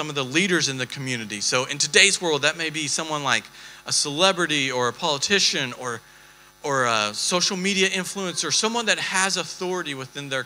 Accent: Texas, United States; we're from Texas

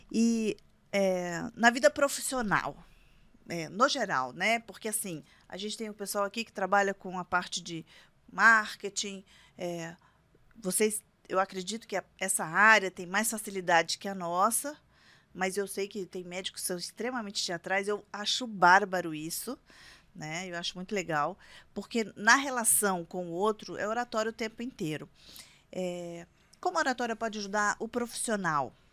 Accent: Minas Gerais, Brazil; eu estudei escola de irmã, né, lá na minha cidade lá em Minas

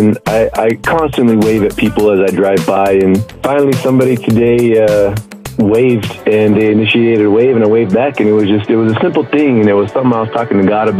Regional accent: Arizona, United States; I'm from Arizona.

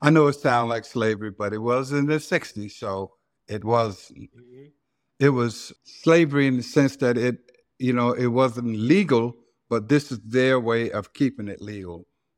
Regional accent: Silver City, Mississippi, United States; Well, first of all, I have to explain Silver City. It ain't no silver and it ain't no city. It's just cotton fields.

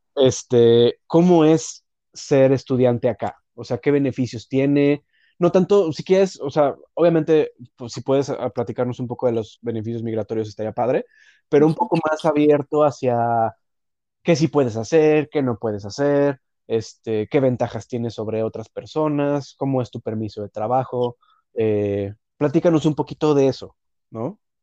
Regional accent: Mexico; now in Canada; de México.

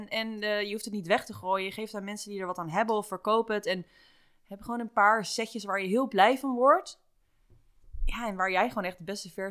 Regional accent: Rotterdam, South Holland, Netherlands; moved away as an adult; also born or lived in Toronto / Bali; now in Amsterdam, Netherlands; ik kom wel echt uit Rotterdam

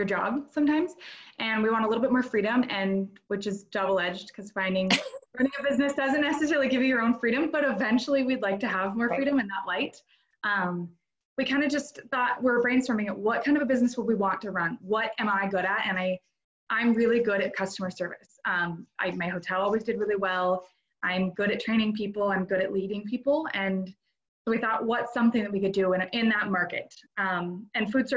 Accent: North Idaho, United States; So I'm an Idaho native. I've grown up and lived, born and raised in North Idaho my whole life

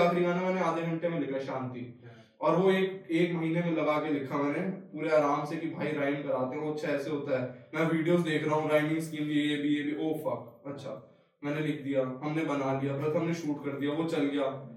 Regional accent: Delhi, India; मैं आता हूँ दिल्ली के उस तबके से जहाँ पे जिसको ईस्ट दिल्ली बोलते हैं

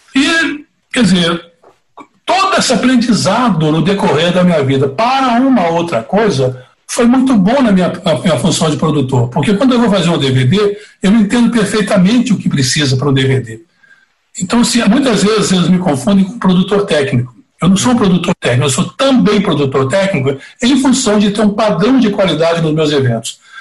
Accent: Divinópolis, Minas Gerais, Brazil; eu sou de Divinópolis, no interior de Minas

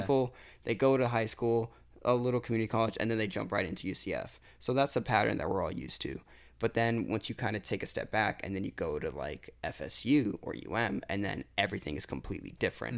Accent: Lake Mary, Florida, United States; also born or lived in Hialeah, Miami; I lived there until I was about five, and then we moved up to Lake Mary

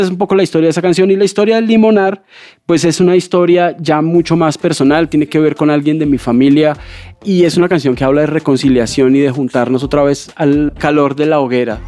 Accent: Bogotá, Colombia; yo nací aquí en Bogotá

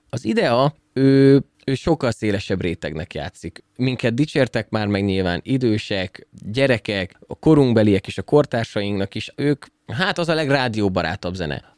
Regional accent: Szolnok, Jász-Nagykun-Szolnok, Hungary; Csak én vagyok szolnoki.

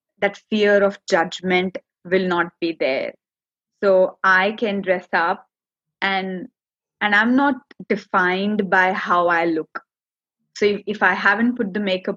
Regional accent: India; English is a second language; moved away as an adult; now in Australia; I do come from India. I was born and brought up there. You know, 32 years of my life I've spent there.

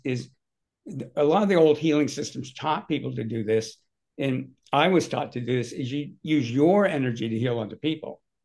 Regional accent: Southern California, United States; I grew up in Southern California

